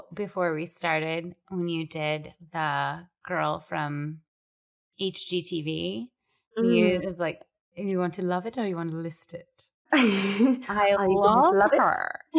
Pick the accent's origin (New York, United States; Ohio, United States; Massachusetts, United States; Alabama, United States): Massachusetts, United States; Boston; accent: Boston; I'm screaming at the TV in my Boston accent